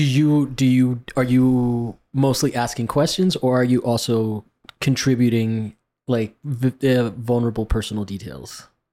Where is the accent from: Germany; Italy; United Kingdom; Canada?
Italy; Rome, Lazio; moved away; I grew up in Rome